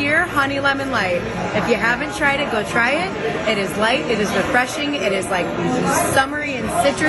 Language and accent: English; Milwaukee, Wisconsin, United States; I was born and raised in Milwaukee. I had my 12th birthday party here.